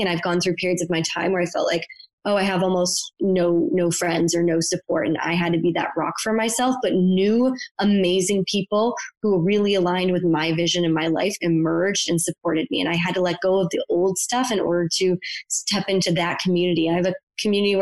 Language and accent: English; Buffalo, New York, United States; moved away; I'm from Buffalo, New York. Very few people left my hometown